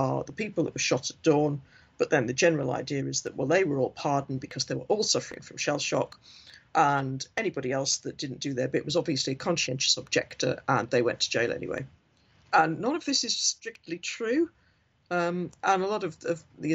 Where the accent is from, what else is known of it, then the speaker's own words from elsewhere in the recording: Hartlepool, North East England, United Kingdom; now in Leeds, United Kingdom; I am from Hartlepool